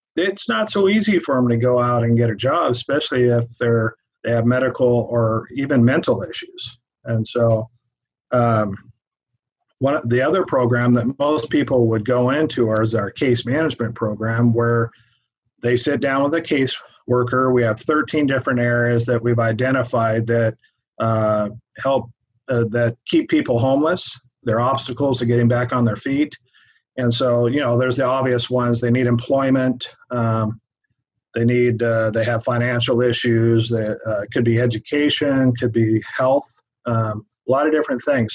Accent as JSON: {"language": "English", "town": "Everett", "region": "Washington", "country": "United States", "moved": "as an adult", "lives_now": "Tri-Cities, United States", "said": "originally, we're from the Everett area."}